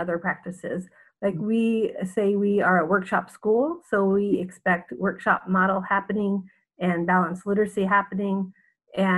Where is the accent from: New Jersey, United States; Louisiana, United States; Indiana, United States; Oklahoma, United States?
Indiana, United States; Southern; moved away as an adult; now in Jeddah, Saudi Arabia; I am from Southern Indiana, but I have lived in the Middle East for the past 30 years